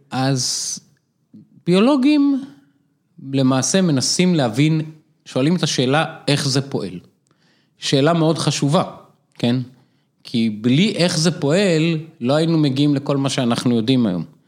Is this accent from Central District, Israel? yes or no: no; Afula, Northern District, Israel; also born or lived in Boston; now in Jerusalem, Israel; גדלתי באפו, משפחה מתחת לקו העוני